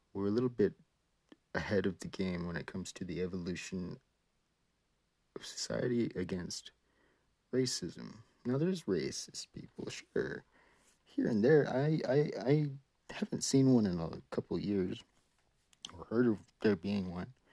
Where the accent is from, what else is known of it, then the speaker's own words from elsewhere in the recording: Hawaii, United States; now in California, United States; I was raised in Hawaii